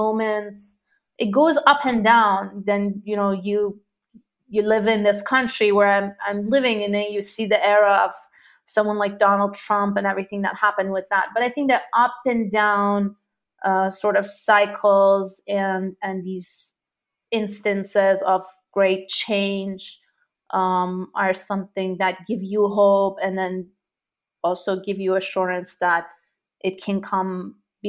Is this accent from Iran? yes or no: yes; Tehran, Tehran Province, Iran; moved away; I grew up in Tehran during the Iran-Iraq War